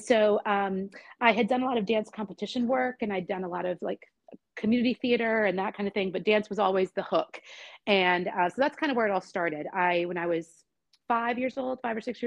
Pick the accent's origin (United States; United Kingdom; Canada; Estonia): United States; Lexington, Kentucky; Originally from Lexington, Kentucky